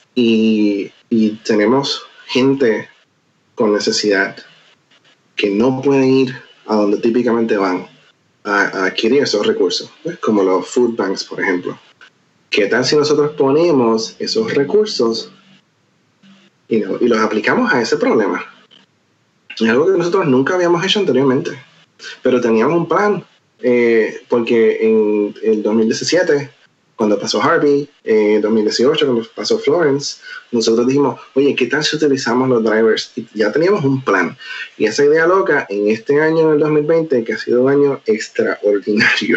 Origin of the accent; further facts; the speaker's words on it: Puerto Rico; moved away as an adult; also born or lived in Nashville; now in Seattle, United States; mi comunidad siempre será Puerto Rico, porque es de donde crecí y donde nací.